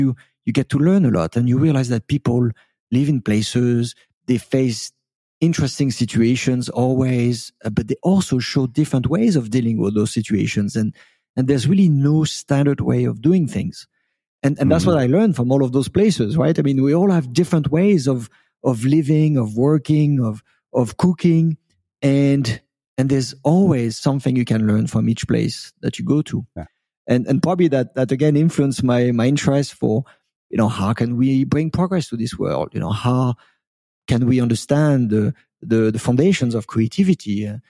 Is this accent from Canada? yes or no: no; France; born there; I was born in France, but I quite never lived in France. I've been an immigrant all of my life, believe it or not.